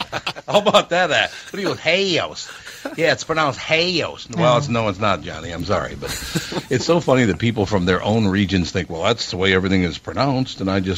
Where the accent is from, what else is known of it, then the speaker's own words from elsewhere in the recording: Minneapolis, Minnesota, United States; originally I'm from North Minneapolis.